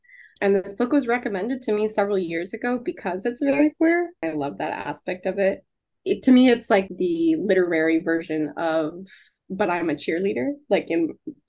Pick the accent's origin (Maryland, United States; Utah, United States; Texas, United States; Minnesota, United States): Texas, United States; Houston; accent: drawl; I'm originally from Texas, born and raised. Houston, Texas. That's where that accent is from. Get me a little bit of drunk and maybe you'll hear a drawl, according to my partner.